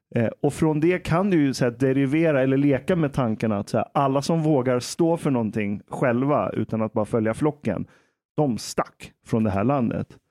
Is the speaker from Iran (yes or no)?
yes; Iran; now in Sweden; jag är iranier